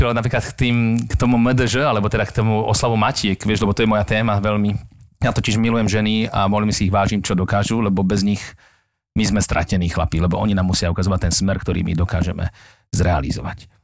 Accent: Moravia, Czechia; ja som vyrastal vlastne na Morave a tí Moraváci boli takíto ľudia

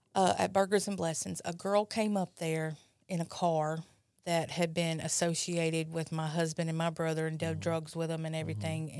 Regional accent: Brandon, Mississippi, United States; from Brandon, Mississippi.

